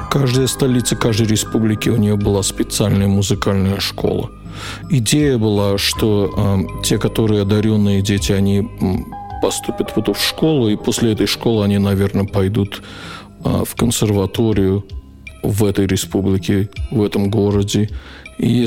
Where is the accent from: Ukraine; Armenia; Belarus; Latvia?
Latvia; Riga; born there; Я родился в Риге, в Латвии, в 62 году, в феврале.